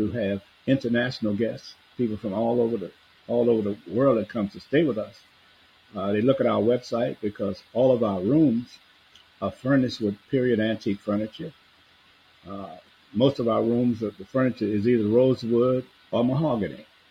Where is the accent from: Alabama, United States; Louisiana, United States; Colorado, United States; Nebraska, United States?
Louisiana, United States; New Orleans; I grew up in New Orleans, born and raised here